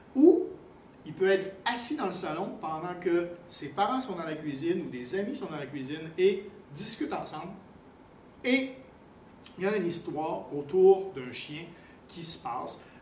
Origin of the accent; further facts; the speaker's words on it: Quebec, Canada; also born or lived in France / Thailand; now in Cambodia; je suis un Québécois, mais j'ai vécu quasiment aussi longtemps à l'extérieur du Québec qu'au euh, Québec, entre autres en France, en Thaïlande.